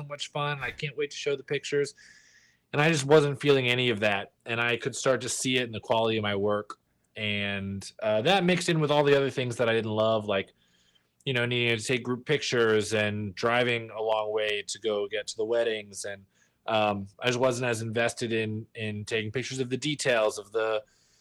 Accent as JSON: {"language": "English", "town": "Galveston", "region": "Texas", "country": "United States", "tie": "born or raised there", "also_born_or_lived": "Denver, Colorado", "moved": "as an adult", "lives_now": "Los Angeles, United States", "said": "I grew up in Texas in Galveston, little small kind of island right off the coast"}